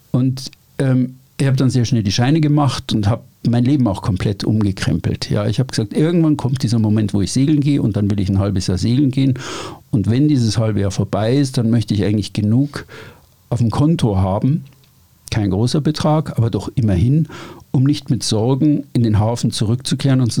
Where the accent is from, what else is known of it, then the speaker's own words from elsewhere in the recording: Bavaria, Germany; Ich komme aus Oberbayern, ich bin immer an Seen gewesen, okay, soweit so gut. Ich bin ein Paddelboot gefahren, so.